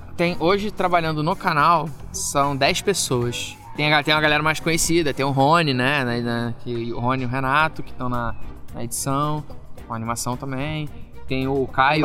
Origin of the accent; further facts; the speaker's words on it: Rio de Janeiro, Brazil; moved away as an adult; now in Belo Horizonte, Brazil; eu sou do Rio de Janeiro